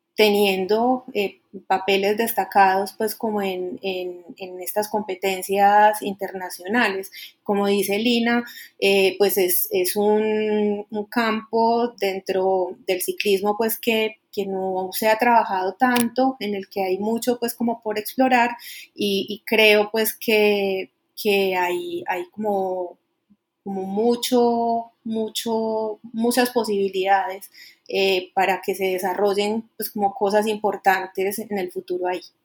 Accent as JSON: {"language": "Spanish", "country": "Colombia", "said": "como colombiano"}